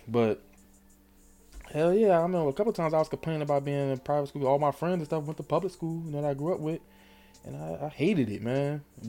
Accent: Newark, New Jersey, United States; moved away as an adult; also born or lived in Irvington, New Jersey / East Orange, New Jersey; born and raised in Jersey.

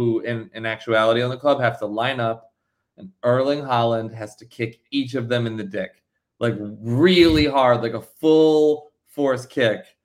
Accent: New Jersey, United States; I'm from New Jersey

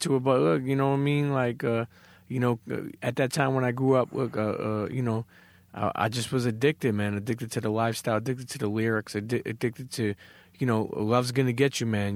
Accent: New York City, New York, United States; I'm Italian, but I grew up in Coney Island

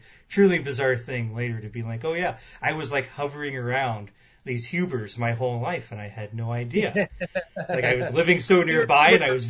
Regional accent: Avon, Illinois, United States; I grew up in Avon, Illinois, about half an hour away from Galesburg, where Knox College is.

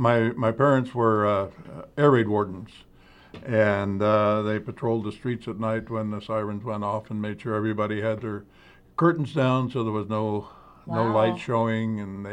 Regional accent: Pennsylvania, United States; now in Medford, United States

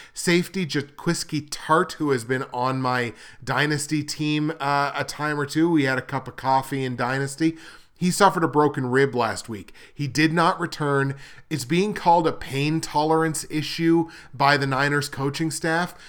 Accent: Canada; I'm Canadian

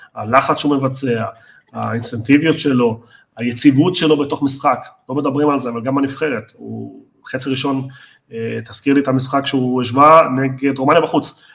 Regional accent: Argentina; בתור ארגנטינאי אני

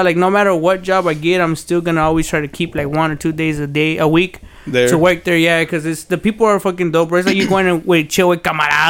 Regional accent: Rio Grande Valley, Texas, United States; born or raised there; also born or lived in Fresno, California

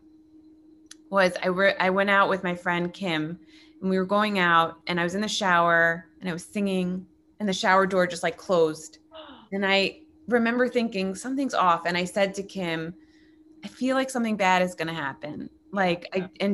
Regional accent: New York, United States; now in Los Angeles, United States; I'm a New Yorker.

